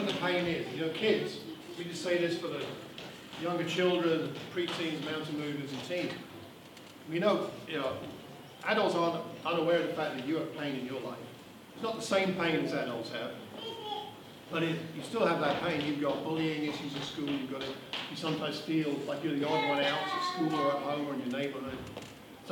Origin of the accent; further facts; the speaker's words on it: Luton, East of England, United Kingdom; I was born in Luton 58 years ago